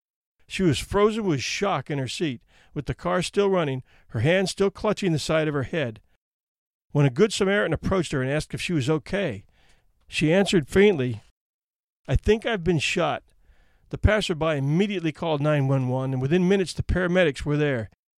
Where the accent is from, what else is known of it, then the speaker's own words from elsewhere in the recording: Virginia Beach, Virginia, United States; I thought it had happened in my hometown of Virginia Beach, at the Food Line on Virginia Beach Boulevard.